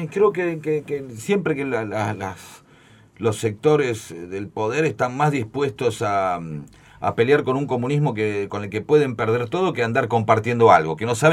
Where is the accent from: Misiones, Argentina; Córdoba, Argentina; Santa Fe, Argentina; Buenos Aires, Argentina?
Buenos Aires, Argentina; somos de Capital Federal, sí. somos todos porteños.